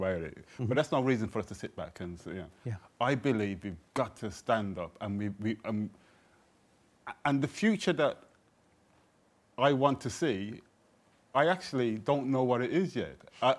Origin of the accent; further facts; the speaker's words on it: Birmingham, West Midlands, United Kingdom; I come from Jamaican background and I'm from Birmingham and I support Aston Villa